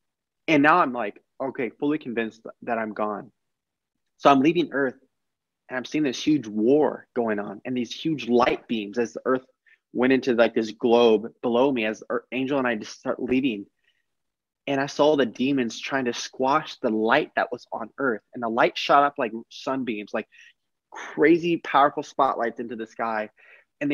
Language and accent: English; Texas, United States; born there; My life started in 1995 when I was born in Texas.